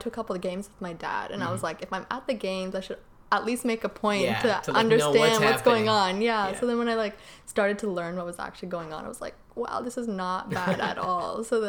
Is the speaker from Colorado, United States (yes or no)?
yes; Aurora, Colorado, United States; moved away as an adult; now in Austin, United States; But I grew up in Colorado. I had 18 years in Colorado.